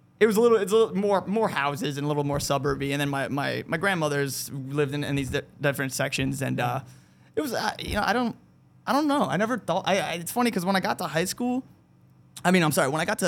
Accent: Yonkers, New York, United States; my parents were born in Yonkers. I was born in Yonkers.

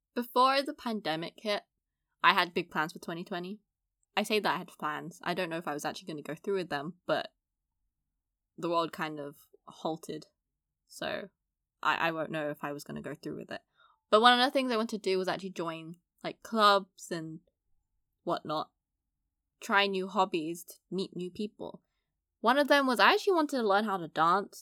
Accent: London, United Kingdom; I grew up in East London, so, you know, fairly multicultural.

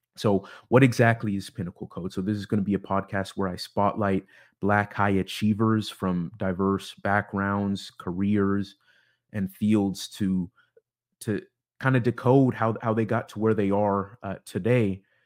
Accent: Bellevue, Washington, United States; also born or lived in Issaquah, Washington / Seattle, Washington; I, I am from Seattle, Washington. grew up more specifically in, in the suburbs east of the city in, in Bellevue and Issaquah

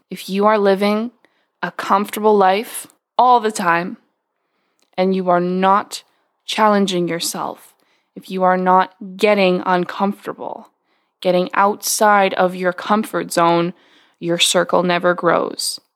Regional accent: West Coast of Canada, Canada; I grew up on the West Coast of Canada

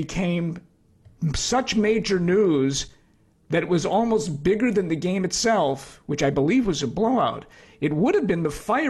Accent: Chicago, Illinois, United States; I was born at Mount Sinai on the South Side.

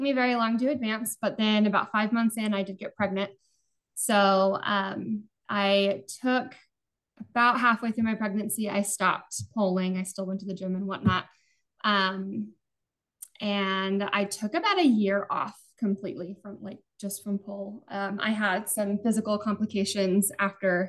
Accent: Utah, United States; moved away as an adult; now in Arizona, United States; I grew up mostly in Utah.

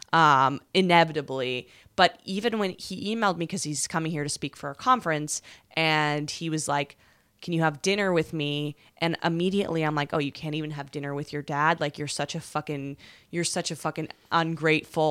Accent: West Coast, Canada; now in New York, United States; Which is where I'm from

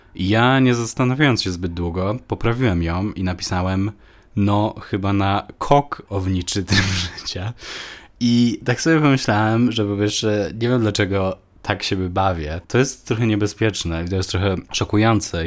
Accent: Poland; moved away; also born or lived in Malta; wróciłem do Polski

